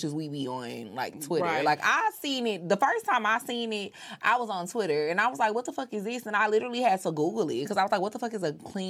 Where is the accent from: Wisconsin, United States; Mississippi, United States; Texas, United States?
Texas, United States; also born or lived in Louisiana; I'm from Texas and my family from Louisiana.